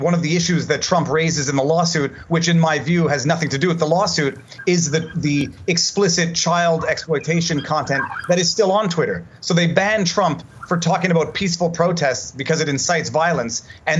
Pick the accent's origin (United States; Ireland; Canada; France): Canada; So I preface that by the fact that I'm a Canadian lawyer.